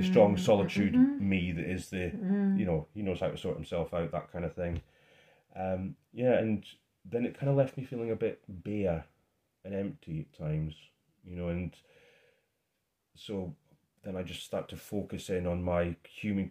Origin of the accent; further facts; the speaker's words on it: Scotland, United Kingdom; being Scottish